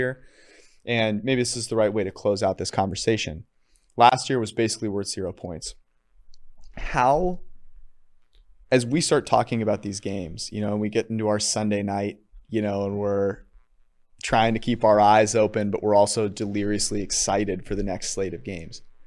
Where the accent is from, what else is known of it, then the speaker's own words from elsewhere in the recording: California, United States; I'm from California